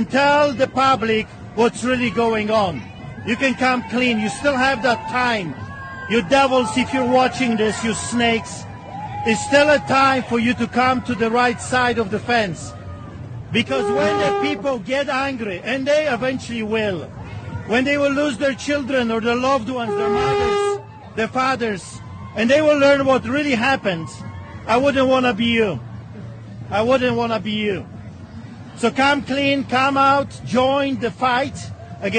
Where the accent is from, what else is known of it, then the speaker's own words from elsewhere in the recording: Poland; now in Canada; I grew up in Poland.